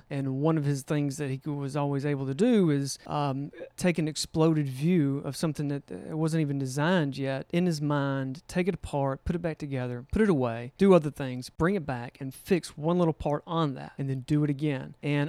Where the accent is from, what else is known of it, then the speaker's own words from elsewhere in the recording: Alabama, United States; Yes. Born and raised in St. Clair County. Our family has been in Alabama since 1821.